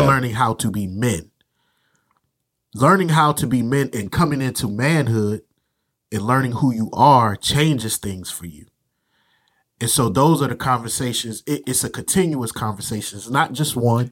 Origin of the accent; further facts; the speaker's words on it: Virginia, United States; moved away as an adult; now in North Carolina, United States; I grew up in Virginia, came down to North Carolina for college when I was eighteen